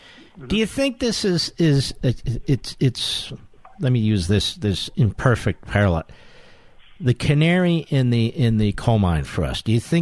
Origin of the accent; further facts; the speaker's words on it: United States; I'm an American. I'm not that familiar with Israeli politics